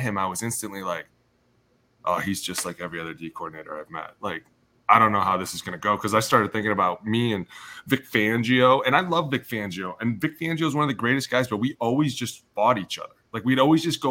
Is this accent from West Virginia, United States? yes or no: no; Ohio, United States; I'm from Ohio